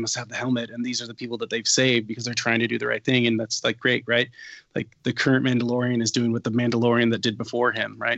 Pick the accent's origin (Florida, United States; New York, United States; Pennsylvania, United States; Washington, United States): Washington, United States